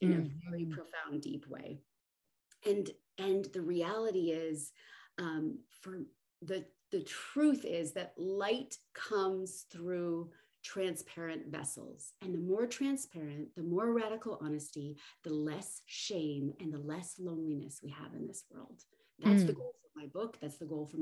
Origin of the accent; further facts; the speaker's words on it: Southern California, United States; moved away; I came from Southern California